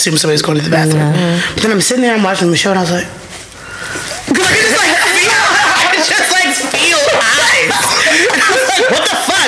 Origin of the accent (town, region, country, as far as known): Arkansas, United States